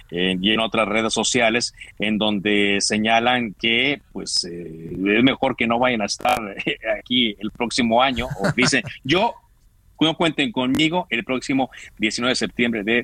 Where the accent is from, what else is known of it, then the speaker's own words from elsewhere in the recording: Mexico; Ya sabes cómo somos los mexicanos